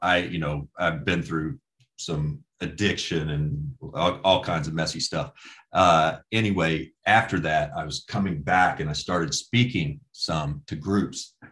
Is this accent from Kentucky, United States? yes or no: yes; Owensboro, Kentucky, United States; I'm from Owensboro.